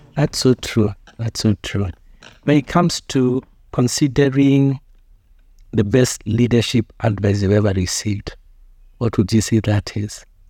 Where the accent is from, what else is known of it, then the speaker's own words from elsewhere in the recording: Kenya; as a Kenyan citizen